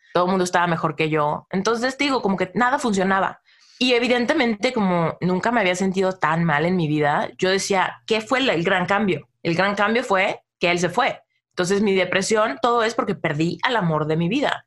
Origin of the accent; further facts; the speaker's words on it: Mexico; Soy mexicana, ¿no? Y en México yo siempre fui como de las más románticas, ¿no? Desde mi pubertad